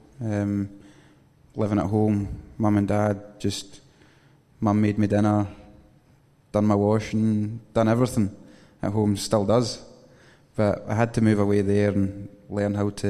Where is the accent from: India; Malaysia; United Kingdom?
United Kingdom; Oban, Scotland; moved away as an adult; also born or lived in Louisiana; I've been brought up... obviously in Oban. I lived on the golf course